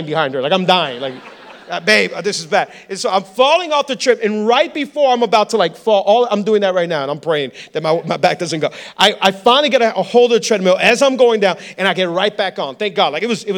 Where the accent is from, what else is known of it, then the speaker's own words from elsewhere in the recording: Hialeah, Florida, United States; I'm from Hialeah. Nothing good can come from I'm from Hialeah. Come on, I was born and raised in Hialeah.